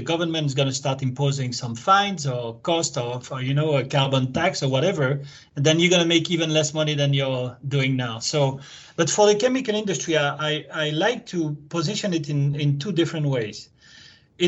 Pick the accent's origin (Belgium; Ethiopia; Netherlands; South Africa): Belgium; also born or lived in France / United States; now in Japan; I'm Belgian originally.